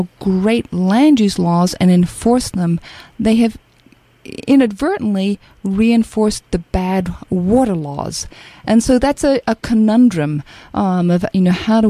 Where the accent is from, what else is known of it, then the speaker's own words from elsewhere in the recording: Australia; moved away as an adult; now in United States; growing up in Australia in an arid climate and experiencing drought